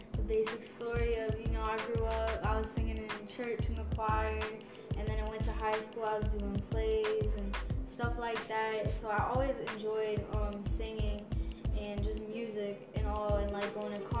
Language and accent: English; Broward County, Florida, United States; also born or lived in West Palm Beach, Florida / Alabama; now in Orlando, United States; I'm from Broward County. I kind of was all over the place between uh, West Palm Beach and Broward growing up.